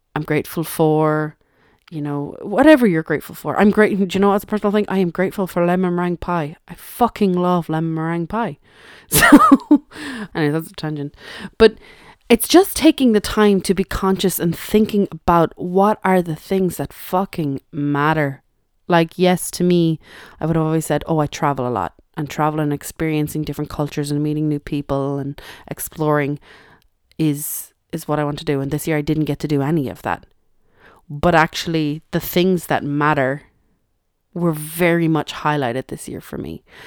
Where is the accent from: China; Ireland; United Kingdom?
Ireland; I suppose I am Irish, and we don't actually celebrate Thanksgiving here in Ireland